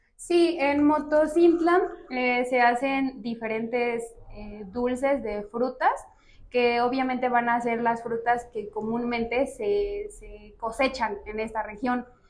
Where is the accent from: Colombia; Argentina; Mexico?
Mexico; Motozintla, Chiapas; now in San Cristóbal de las Casas, Mexico; Soy de una ciudad que se llama Motocintla de Mendoza